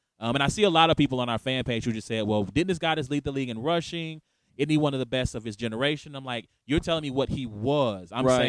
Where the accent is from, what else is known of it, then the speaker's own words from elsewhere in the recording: Kansas City, Missouri, United States; I'm a product of the Kansas City, Missouri school district